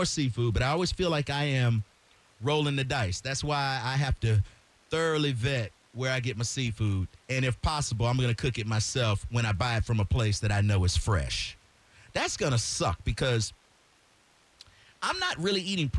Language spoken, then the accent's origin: English; Florida, United States; I'm from Florida